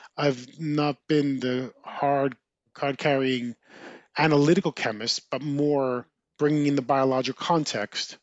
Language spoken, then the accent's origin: English; New Jersey, United States; Growing up in New Jersey, as I mentioned, I had an older brother